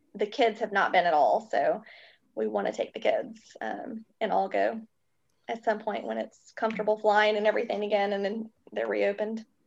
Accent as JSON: {"language": "English", "town": "Greenville", "region": "South Carolina", "country": "United States", "tie": "born or raised there", "also_born_or_lived": "Kentucky / Chicago", "lives_now": "Charleston, United States", "said": "I am originally from Kentucky, a very small town. I was actually born at home with a midwife, um, which is crazy. And then I've been in South Carolina"}